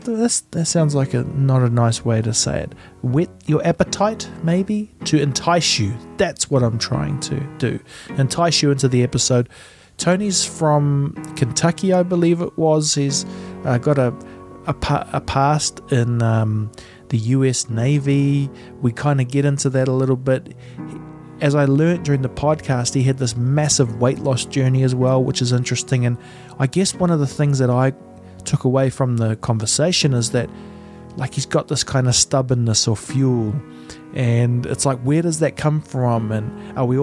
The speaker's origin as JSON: {"language": "English", "country": "New Zealand", "said": "I'm from New Zealand"}